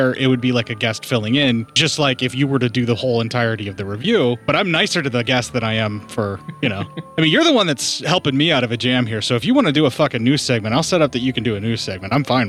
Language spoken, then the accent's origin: English; Canada; Right. Yes, because when I'm on vacation, I'm Canadian.